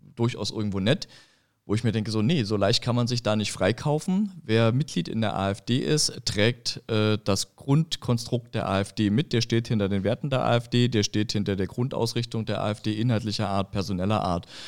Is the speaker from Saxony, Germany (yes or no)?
yes; Saxony, Germany; moved away as an adult; now in Frankfurt, Germany; ich komme ja aus, aus Sachsen